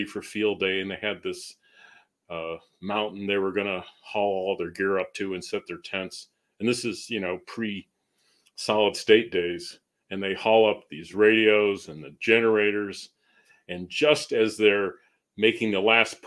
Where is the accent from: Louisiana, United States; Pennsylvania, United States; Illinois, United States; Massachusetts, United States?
Massachusetts, United States; Northern Berkshires; moved away as an adult; also born or lived in Boston area, Massachusetts; now in New Mexico, United States; I grew up in New England, kind of rural part of New England, Massachusetts. The Northern Berkshires